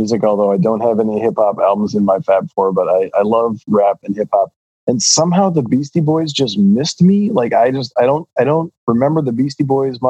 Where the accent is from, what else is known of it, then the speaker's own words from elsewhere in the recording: Des Moines, Iowa, United States; I grew up in Iowa.